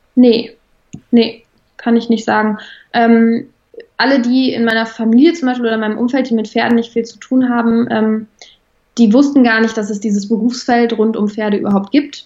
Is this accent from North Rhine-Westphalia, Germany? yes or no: yes; Bonn, North Rhine-Westphalia, Germany; ich komme aus Bonn